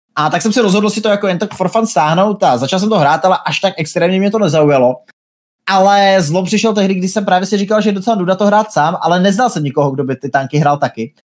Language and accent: Czech; Brno, South Moravian Region, Czechia; now in Plzeň, Czech Republic; původně jsem z Brna, teďka už bydlím nějakou dobu v Plzni